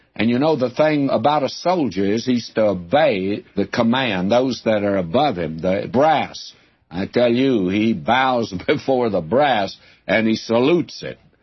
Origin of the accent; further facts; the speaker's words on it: southern Oklahoma, United States; moved away; also born or lived in Texas / Nashville, Tennessee; Takes me to southern Oklahoma where I lived as a boy.